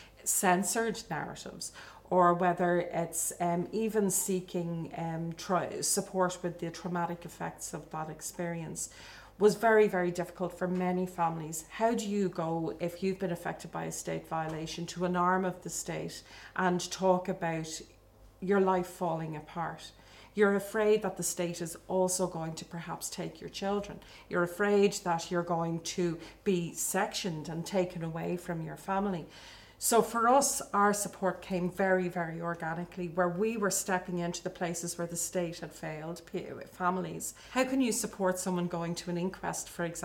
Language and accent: English; Dublin, Leinster, Ireland; also born or lived in Tallaght; born in Dublin in the 1970s, grew up in what was, I suppose, a really emerging Ireland at that stage.